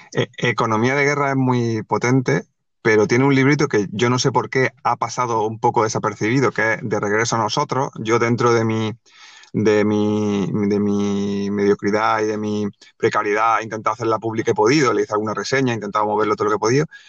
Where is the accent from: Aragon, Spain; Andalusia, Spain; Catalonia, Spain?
Andalusia, Spain; Granada; moved away as an adult; now in Málaga, Spain; yo soy de Granada, yo en esa época vivía en Granada, ahora vivo en Málaga